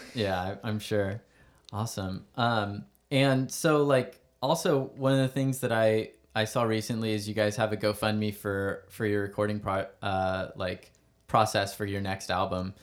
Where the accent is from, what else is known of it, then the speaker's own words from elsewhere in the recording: Stockton, California, United States; also born or lived in Valley Springs; I was born here and my parents are from here and we moved back